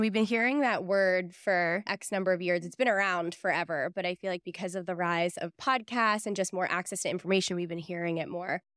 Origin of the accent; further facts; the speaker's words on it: Pittsburgh, Pennsylvania, United States; moved away; I grew up in Pittsburgh